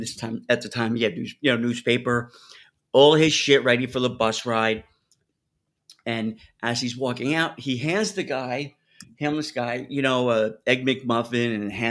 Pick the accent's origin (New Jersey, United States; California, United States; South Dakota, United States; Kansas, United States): New Jersey, United States; accent: New York twang; now in New York, United States; I grew up in Jersey